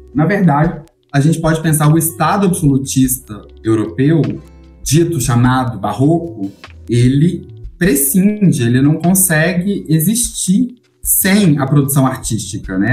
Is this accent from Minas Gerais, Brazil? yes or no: yes; Belo Horizonte, Minas Gerais, Brazil; Eu sou de Minas, eu sou de BH